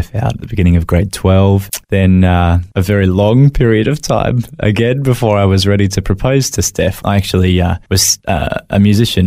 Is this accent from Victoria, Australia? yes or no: no; Brisbane, Queensland, Australia; moved away as an adult; also born or lived in Macleay Island; now in Gold Coast, Australia; I was born in Brisbane